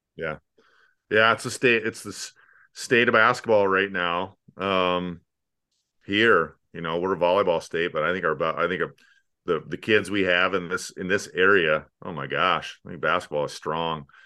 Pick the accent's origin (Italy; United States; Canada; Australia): United States; Sioux Falls, South Dakota; now in Omaha, United States; I grew up in Sioux Falls, cultural mecca located directly north of here